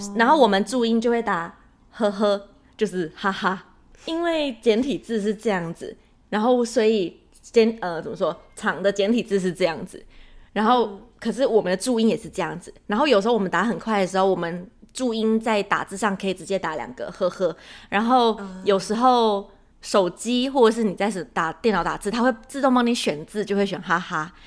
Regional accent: Taiwan; moved away; 我们台湾人在日常生活中是不会这样讲的

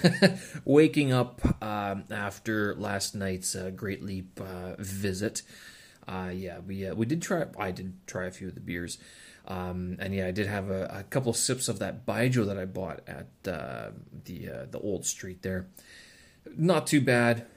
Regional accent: Winnipeg, Manitoba, Canada; visited my hometown when I was a kid

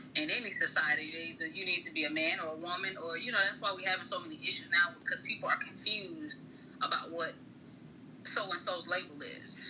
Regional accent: Tallahassee, Florida, United States; I am from Tallahassee, born and raised in Tallahassee

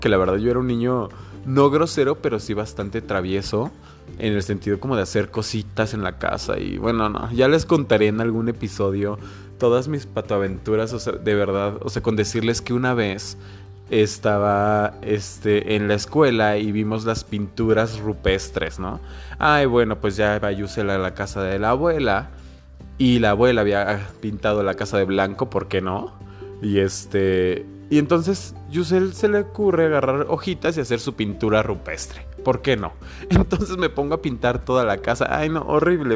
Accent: Mexico; como buena familia mexicana

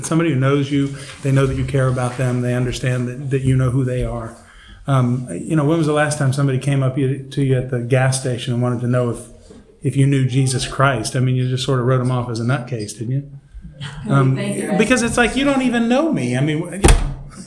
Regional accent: Georgia, United States; I grew up in Georgia

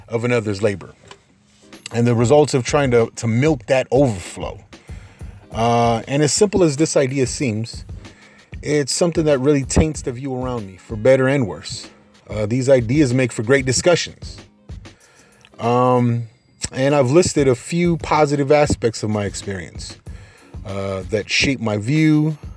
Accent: Carson, California, United States; growing up in Carson

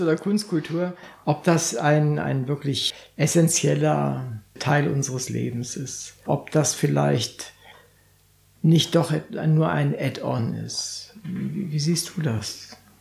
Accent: Northern Germany, Germany; als Norddeutscher

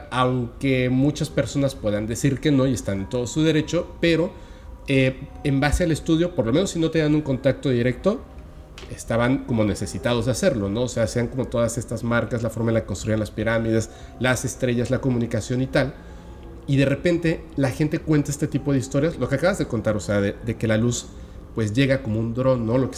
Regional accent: Mexico City, Mexico; also born or lived in Campeche / Guadalajara; yo me formé en la Ciudad de México, aunque no nací en la Ciudad de México, y mi acta de nacimiento dice Ciudad de México, pero no nací en la Ciudad de México. Yo nací aquí en Campeche.

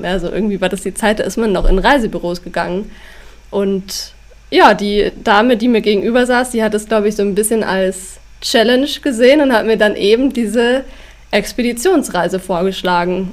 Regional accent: Schongau, Bavaria, Germany; also born or lived in Weilheim; now in Rosenheim, Germany; also aufgewachsen bin ich in Schongau. Da sind meine Eltern mit mir hingezogen von Weilheim, als ich drei war.

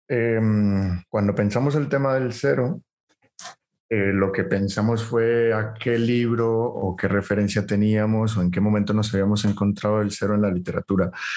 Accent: Colombia; soy colombiano

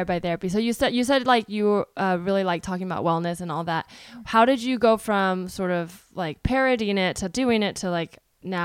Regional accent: the Bay Area, California, United States; I grew up in the Bay Area, so it's a pretty liberal area

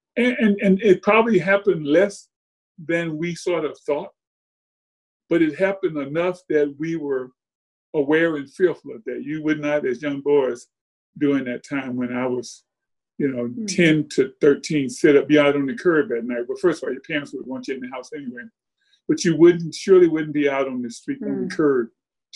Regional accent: Birmingham, Alabama, United States; moved away; I grew up in Birmingham during that time

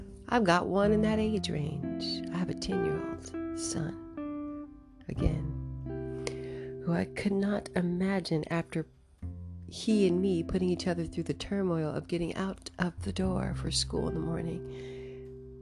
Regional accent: United States; as an American

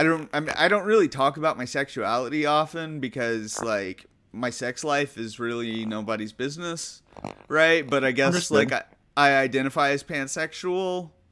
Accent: Huntsville, Alabama, United States; moved away as an adult; now in California, United States; I was queer in some way, and I just remember like growing up in Alabama, that's rough.

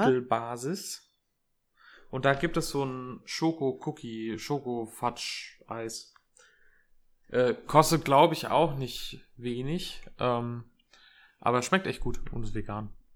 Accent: Erlensee, Hesse, Germany; moved away; in meiner Heimat in Erlensee

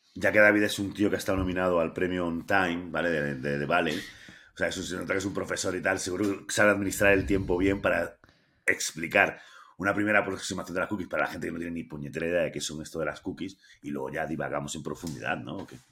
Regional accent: Andalusia, Spain; now in León, Spain; todos los andaluces

